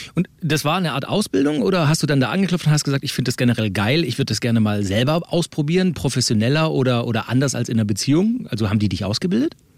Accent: Swabia, Germany; bin ja auch gebürtiger Schwabe

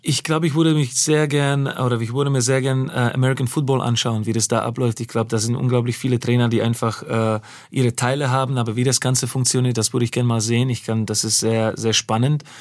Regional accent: Slovakia; German is a second language; now in Germany; ich bin ja gebürtiger Slowake.

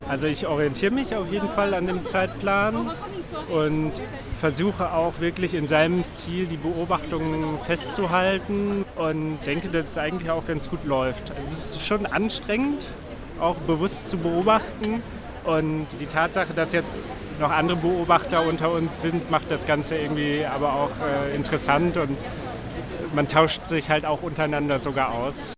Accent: Germany; moved away as an adult; now in Paris, France; ich komme aus Deutschland

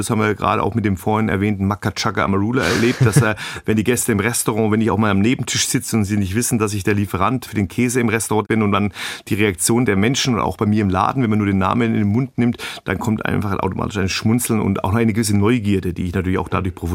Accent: Bavaria, Germany; ich komme hier aus Franken und wir Franken sind ein bisschen den Schwaben ähnlich.

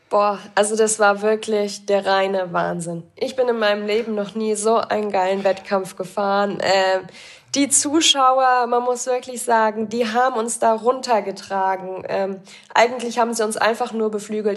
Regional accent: Bad Breisig, Rhineland-Palatinate, Germany; now in Augsburg, Germany; Das ist quasi ja in meiner Heimat

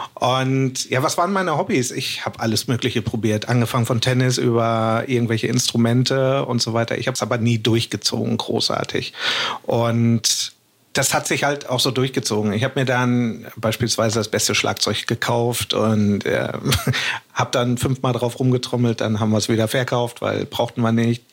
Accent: Hamburg, Germany; ich komme aus Hamburg

